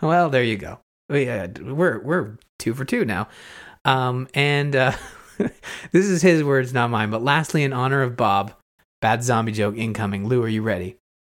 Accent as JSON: {"language": "English", "country": "Canada", "said": "I'm Canadian. Uh, I live through winter every year"}